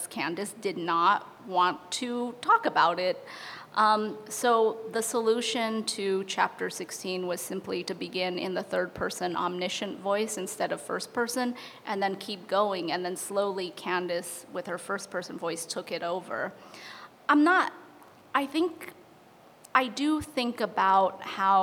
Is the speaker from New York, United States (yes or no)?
no; Chicago, Illinois, United States; as a Chicagoan.